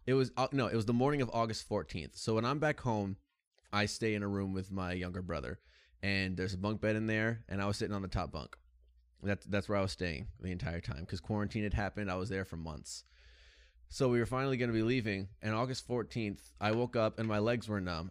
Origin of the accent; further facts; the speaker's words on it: United States; as an American